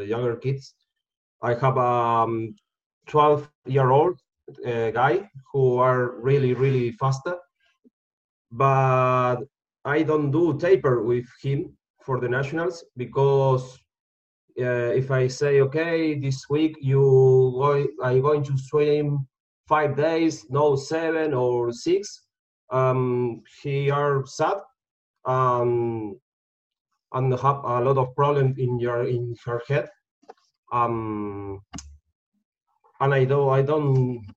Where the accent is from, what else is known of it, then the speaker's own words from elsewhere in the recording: Argentina; English is a second language; I'm from Argentina.